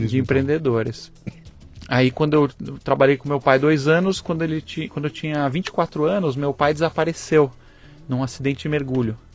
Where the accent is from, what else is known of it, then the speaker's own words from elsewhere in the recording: São Paulo, Brazil; born there; nasci em São Paulo.